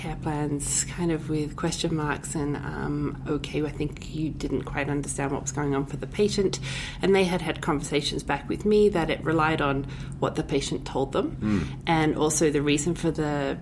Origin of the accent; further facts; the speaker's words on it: Australia; now in Edson, Canada; I am a family physician currently in Edson, Alberta. And I'm originally from Australia